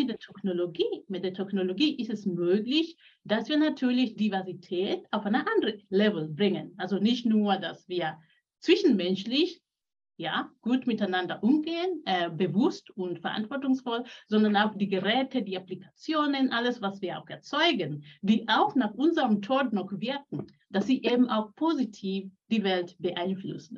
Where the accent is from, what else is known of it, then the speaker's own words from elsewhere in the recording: Kenya; also born or lived in Switzerland; now in Singen, Germany; geboren bin ich in Kenia. Ich bin Mutter von drei Kindern, lebe jetzt in Deutschland